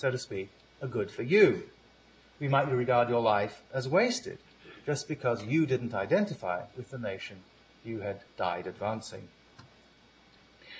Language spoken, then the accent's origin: English; Ghana; my identity as a Ghanaian.